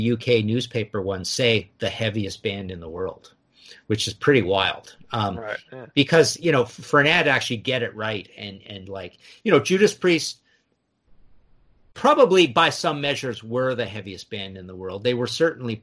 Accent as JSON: {"language": "English", "town": "Trail", "region": "British Columbia", "country": "Canada", "tie": "born or raised there", "said": "I was born in Trail, British Columbia"}